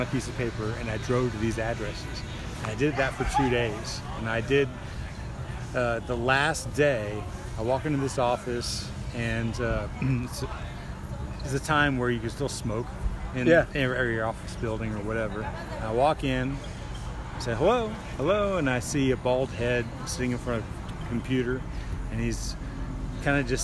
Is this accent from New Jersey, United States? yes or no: no; Crosby, Texas, United States; also born or lived in Houston, Texas; I was born here and raised in Crosby, which is a eastern suburb right on Lake Houston